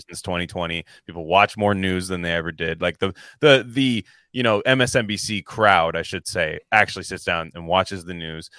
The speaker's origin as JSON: {"language": "English", "region": "Northern California", "country": "United States", "said": "I'm from Northern California"}